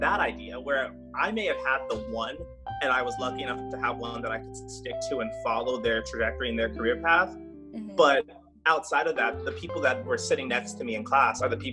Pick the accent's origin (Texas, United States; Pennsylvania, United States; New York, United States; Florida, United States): Florida, United States; Jacksonville; also born or lived in Cincinnati, Ohio; I am from Jacksonville, Florida, and born and raised here